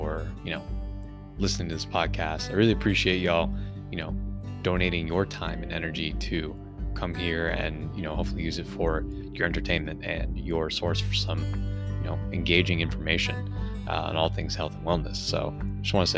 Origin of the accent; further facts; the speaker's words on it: South Florida, United States; I come from South Florida where we do have also amazing rec centers